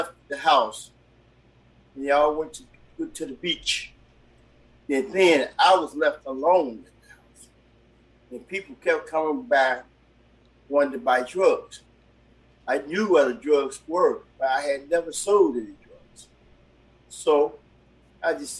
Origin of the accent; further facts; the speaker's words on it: Chicago, Illinois, United States; I grew up on the west side of Chicago. Grew up in a housing project